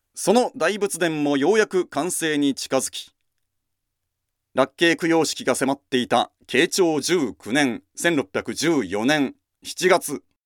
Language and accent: Japanese; Kumamoto, Japan; 私は熊本ですので